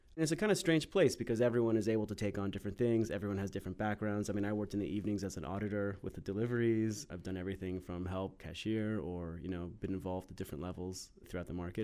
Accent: Maryland, United States; also born or lived in Washington, D.C.; I grew up in Maryland.

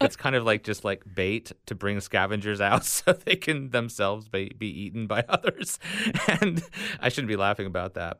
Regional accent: Tallahassee, Florida, United States; Tallahassee, my home, my hometown here

